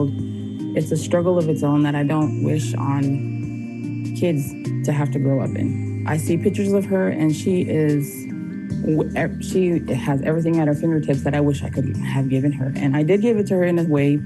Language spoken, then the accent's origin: English; United States; I'm Native American